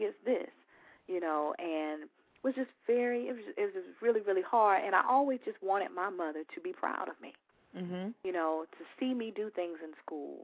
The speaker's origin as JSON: {"language": "English", "town": "Orlando", "region": "Florida", "country": "United States", "also_born_or_lived": "Tampa, Florida", "moved": "yes", "lives_now": "Atlanta, United States", "said": "I am originally from Orlando, Florida. Also lived in Tampa for 15 years and then made my way to Atlanta, Georgia, and have now been here for 2 years"}